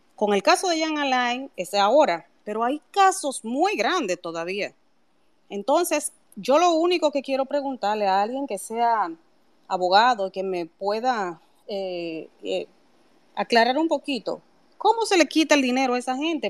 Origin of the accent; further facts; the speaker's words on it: Dominican Republic; nosotros todos, como dominicanos